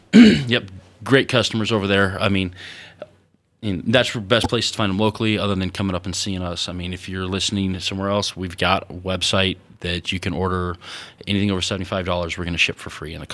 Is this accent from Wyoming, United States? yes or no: yes; Wyoming, United States; were amazed that someone from the West was there, and they thought we were behind the times, because we're from Wyoming.